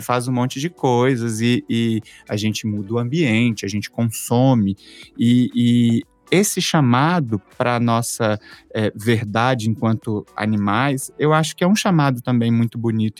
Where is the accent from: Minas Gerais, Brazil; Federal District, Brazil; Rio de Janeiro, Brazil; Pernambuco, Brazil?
Minas Gerais, Brazil; Belo Horizonte; moved away as an adult; now in São Paulo, Brazil; eu sou de Belo Horizonte, moro aqui há alguns anos